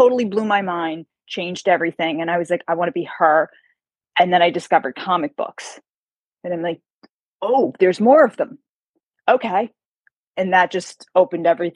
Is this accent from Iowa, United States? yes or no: no; Carmel, New York, United States; moved away as an adult; also born or lived in White Plains, New York; now in Charlotte, United States; I'm a New Yorker, born and raised